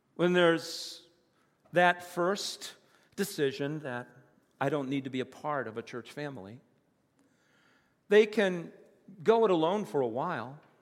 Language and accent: English; United States; moved away; also born or lived in Virginia / West Virginia; When I was a kid, I grew up in the Bible Belt, Virginia and West Virginia